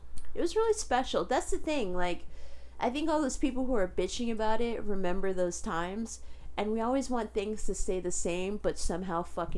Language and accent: English; Pennsylvania, United States; born there; also born or lived in San Diego, United States; I was born in the Philadelphia area.